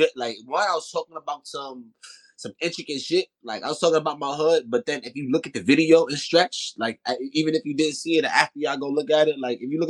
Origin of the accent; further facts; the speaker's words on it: New York City, New York, United States; I'm really from Soundview Projects. Like, you know, Stevenson Commons